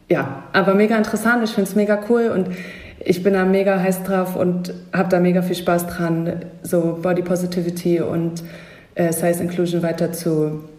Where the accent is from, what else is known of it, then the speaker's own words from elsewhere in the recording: Hamburg, Germany; In meiner Heimat Hamburg